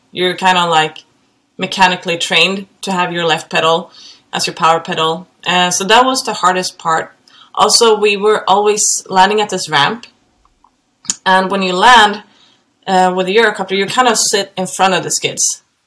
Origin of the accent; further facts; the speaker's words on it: Gothenburg, Västra Götaland, Sweden; moved away; I'm from Gothenburg in Sweden.